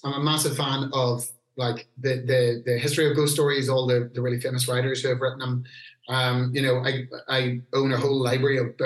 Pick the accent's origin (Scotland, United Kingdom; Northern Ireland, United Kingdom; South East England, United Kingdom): Northern Ireland, United Kingdom; Newry; where I grew up in Newry